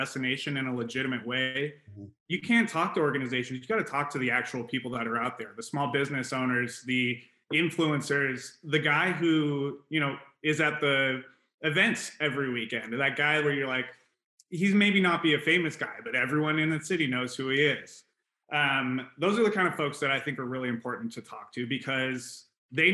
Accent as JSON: {"language": "English", "town": "Phoenix", "region": "Arizona", "country": "United States", "tie": "born or raised there", "said": "my hometown, making sure it's a cool place to go"}